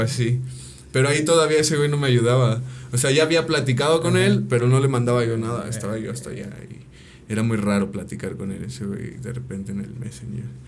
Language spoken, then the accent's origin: Spanish; Ayala, Morelos, Mexico; pues de Ayala